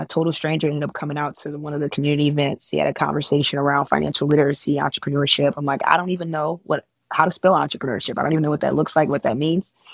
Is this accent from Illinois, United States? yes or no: yes; Chicago, Illinois, United States; I'm from Chicago. I'm still in Chicago